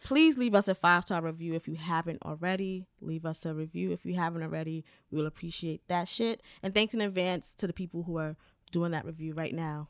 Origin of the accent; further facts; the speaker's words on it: New York, United States; I'm from New York, so I say decor